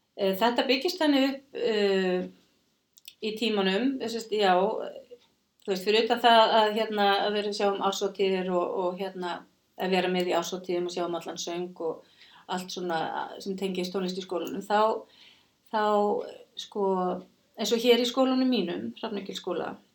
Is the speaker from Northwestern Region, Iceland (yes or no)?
no; Kópavogur, Capital Region, Iceland; also born or lived in Reykjavík; ég fættu uppalinn í Reykjavík á Kópaví og var í Kásnisskólanum